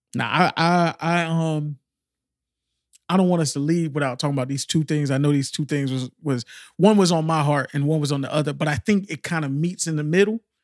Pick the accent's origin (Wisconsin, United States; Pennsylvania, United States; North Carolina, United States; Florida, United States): Florida, United States; Miami; I'm from Miami